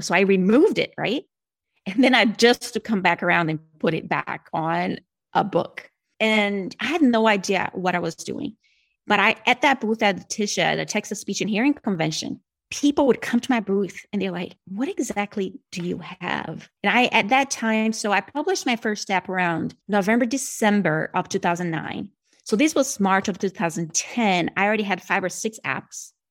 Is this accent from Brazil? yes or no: yes; Brazil; accent: Brazilian; first language Portuguese; English is a second language; moved away as an adult; I'm originally from Brazilian.